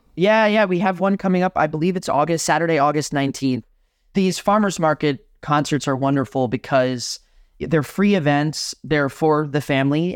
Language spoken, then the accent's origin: English; Miami, Florida, United States; moved away as an adult; now in Madison, United States; I'm born and raised in Miami, Florida, um, in a Cuban household